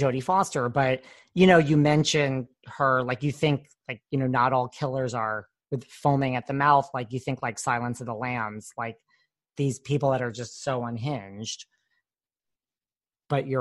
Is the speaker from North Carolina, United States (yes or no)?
no; New York, United States; I'm a New Yorker